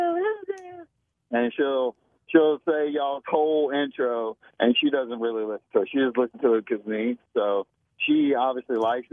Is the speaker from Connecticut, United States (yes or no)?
no; Smiths Station, Alabama, United States; I'm from Smith Station, Alabama